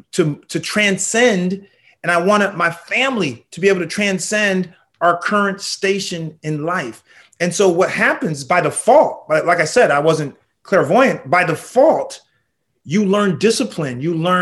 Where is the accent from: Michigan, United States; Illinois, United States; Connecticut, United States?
Connecticut, United States; Danbury; I grew up in a small town in Connecticut called Danbury.